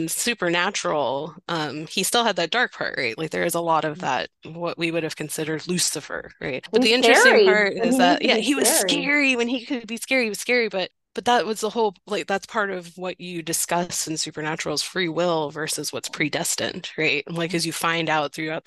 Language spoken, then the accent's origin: English; the South, United States; I grew up in the South. I grew up in the rural parts of the South